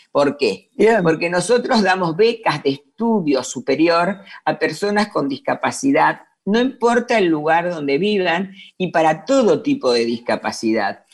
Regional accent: Avellaneda, Buenos Aires Province, Argentina; yo nací en Buenos Aires, en Avellaneda

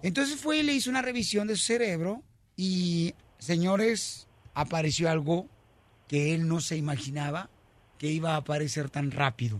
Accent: Mexico; now in United States

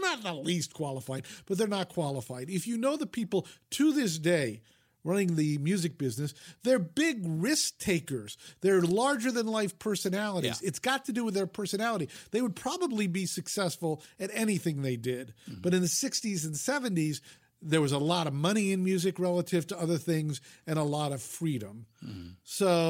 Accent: New York, United States; I mean, I grew up in the New York media market, so we had 3 network television stations and 3 independents.

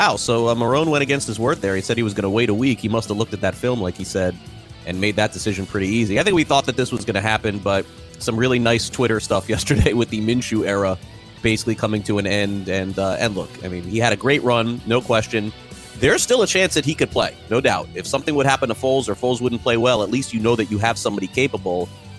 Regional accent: Florida, United States; my home state here in Florida

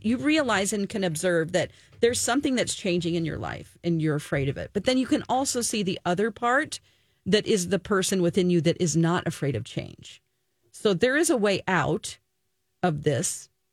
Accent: Missouri, United States; moved away; I am originally from Missouri

